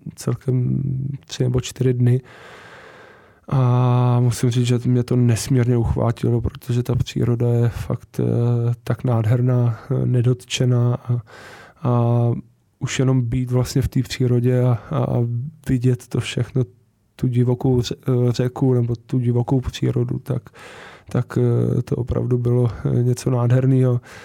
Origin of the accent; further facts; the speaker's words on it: Czechia; tady u nás v Praze